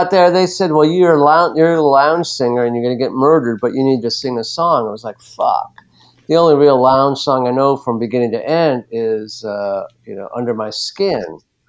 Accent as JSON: {"language": "English", "town": "Los Angeles", "region": "California", "country": "United States", "moved": "yes", "lives_now": "New Orleans, United States", "said": "I'm from Los Angeles"}